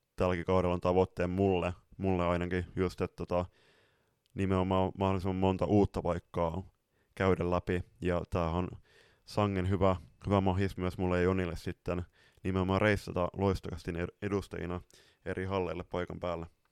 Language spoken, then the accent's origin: Finnish; northern Finland, Finland; moved away; tuonne pohjoiseen, mistä me ollaan kotoisin pikkuvelen kanssa